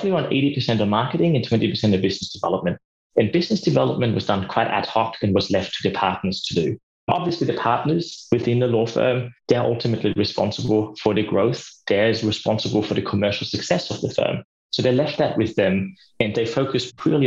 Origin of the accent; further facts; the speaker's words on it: Austria; now in Australia; As you probably know from my accent as well, and the listeners might see that I'm from Austria originally. I live in Australia